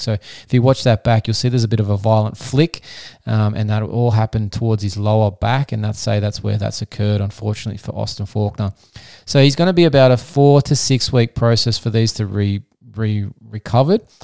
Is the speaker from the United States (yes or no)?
no; Australia; I'm an Australian physiotherapist